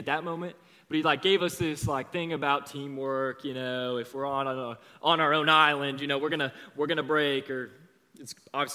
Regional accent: Overland Park, Kansas, United States; I grew up around here. I'm from Overland Park. I went to Olathe East High School

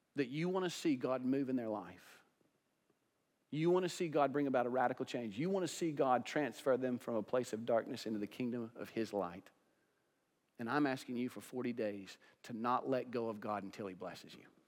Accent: United States; also born or lived in Johnson County; we as American Christians

